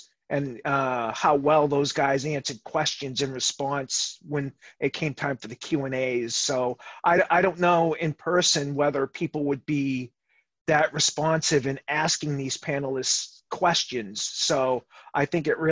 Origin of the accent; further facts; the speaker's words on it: Boston, Massachusetts, United States; accent: Boston; my Boston accent